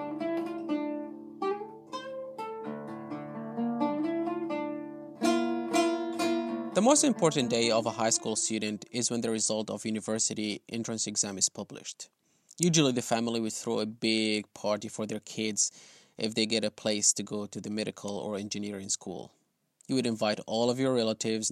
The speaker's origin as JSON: {"language": "English", "town": "Aleppo", "region": "Aleppo Governorate", "country": "Syria", "tie": "born or raised there", "moved": "as an adult", "lives_now": "United Kingdom", "said": "my own neighborhood in my hometown, Aleppo"}